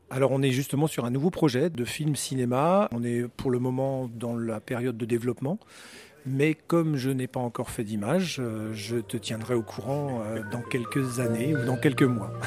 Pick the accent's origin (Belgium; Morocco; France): France; Brittany; now in Switzerland; Je suis breton, je vis effectivement en Suisse et j'ai maintenant effectivement la nationalité suisse